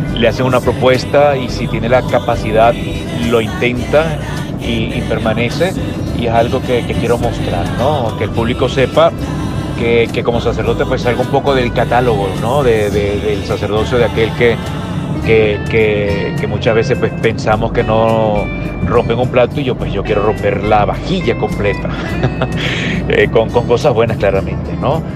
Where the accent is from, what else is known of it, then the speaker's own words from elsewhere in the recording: Venezuela; soy venezolano como José Gregorio, que fui bautizado en la iglesia de Isnotú